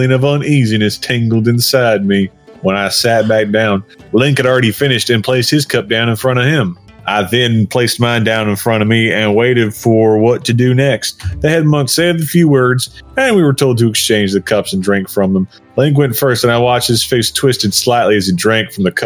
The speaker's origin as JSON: {"language": "English", "region": "Texas", "country": "United States", "tie": "born or raised there", "said": "I may have Welsh heritage, but I was born in Texas"}